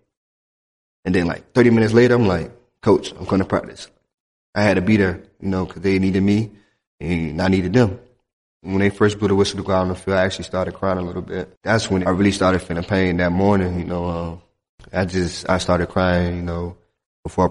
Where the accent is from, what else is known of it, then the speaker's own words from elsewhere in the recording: Miami, Florida, United States; growing up in Miami, it's a lot of talent everywhere.